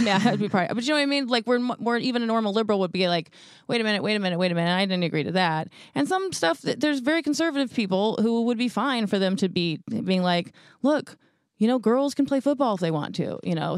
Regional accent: Houston, Texas, United States; I'm from Houston

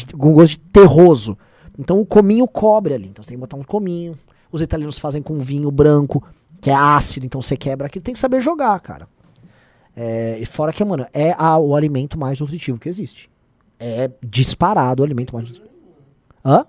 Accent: São Paulo, Brazil; Eu e meu irmão viemos da ZL

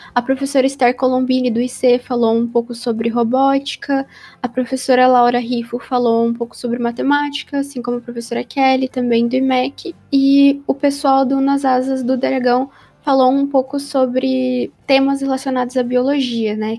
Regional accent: ABC Paulista, São Paulo, Brazil; eu sou da BC Paulista, né, que era a região metropolitana de São Paulo

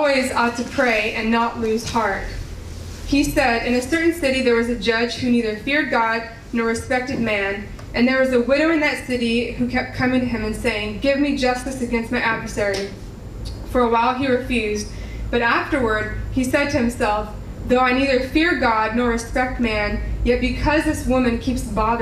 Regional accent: Laredo, Texas, United States; moved away as an adult; my hometown, Laredo

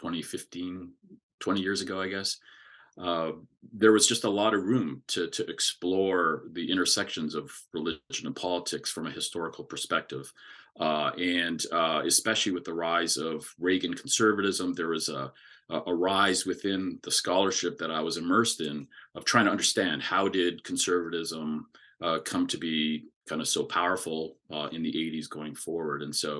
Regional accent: Alberta, Canada; moved away as an adult; now in United States; growing up in Alberta, Canada

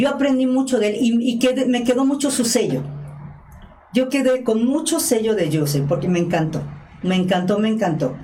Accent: Mexico; como mexicanos

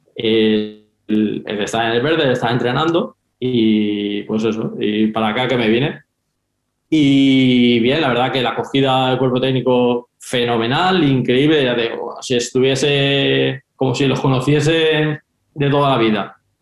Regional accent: Valencia, Valencian Community, Spain; moved away as an adult; now in Finland; yo soy de Valencia

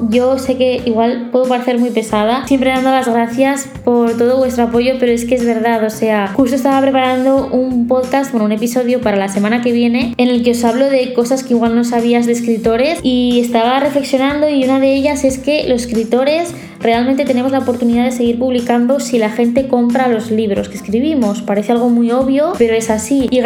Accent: Zaragoza, Aragon, Spain; now in Barcelona, Spain; Zaragoza, porque es mi ciudad natal y donde está toda mi familia. En mi librería de barrio la que he ido toda la vida. Y Barcelona, pues donde estoy viviendo ahora, aquí en el centro.

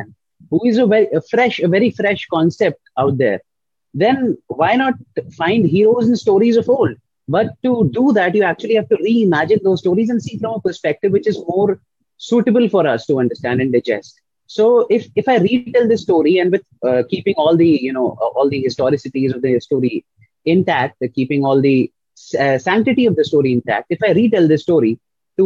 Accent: Lucknow, Uttar Pradesh, India; now in Mumbai, India; I am an author from Lucknow, India, and I reside in Mumbai

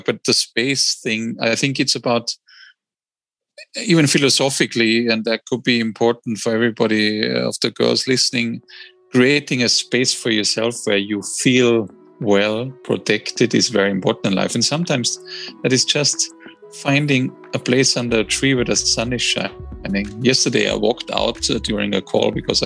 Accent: Austria; now in London, United Kingdom; I'm also building a small little house in my home country, Austria

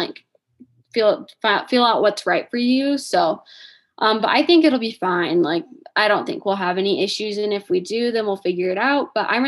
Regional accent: Indiana, United States; moved away as an adult; now in Michigan, United States; I am from Indiana

